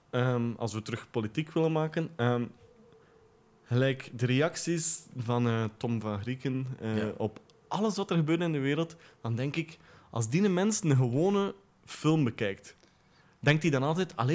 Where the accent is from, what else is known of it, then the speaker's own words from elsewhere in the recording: West Flanders, Belgium; vroeger heb ik ook het inwoord gezegd toen ik 16 was of zo. Want ik kom uit West-Vlaanderen.